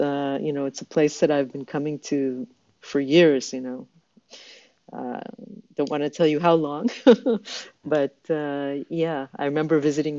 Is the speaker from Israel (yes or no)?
yes; Israel; also born or lived in Vancouver, Canada / California, United States; my family migrated to Israel when I was 9 years old.